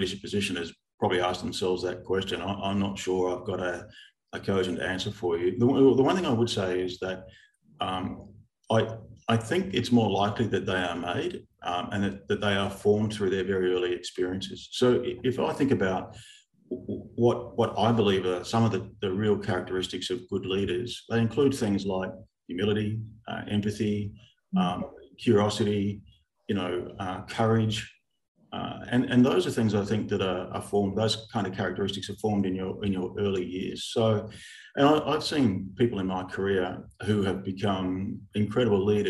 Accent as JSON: {"language": "English", "town": "Melbourne", "region": "Victoria", "country": "Australia", "tie": "born or raised there", "said": "born in the country Victoria, schooled in Melbourne, met my wife of 40 years as of a couple of weeks ago at high school."}